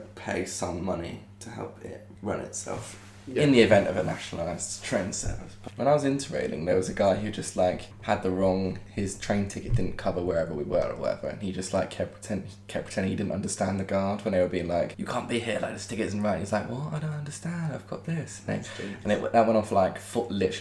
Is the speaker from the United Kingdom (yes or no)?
yes; Winchester, South East England, United Kingdom; I was like, oh, Winchester